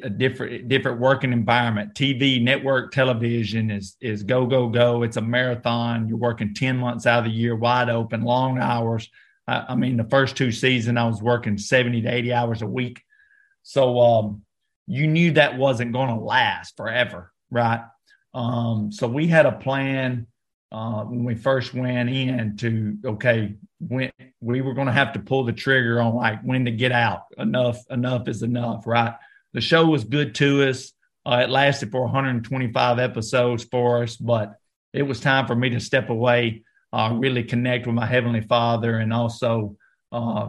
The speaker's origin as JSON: {"language": "English", "region": "North Alabama", "country": "United States", "tie": "born or raised there", "said": "I grew up in North Alabama"}